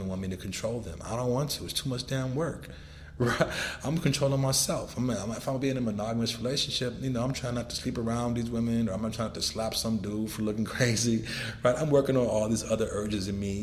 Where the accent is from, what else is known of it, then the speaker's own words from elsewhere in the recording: Los Angeles, California, United States; I was born in Los Angeles, California, when gang banging and drug dealing was destroying the communities there